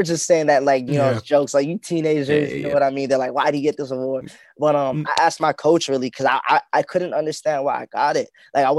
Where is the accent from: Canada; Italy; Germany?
Canada; born there; Yeah, I was born here, but I've been back to my home country too, though, and I've seen like where my parents grew up.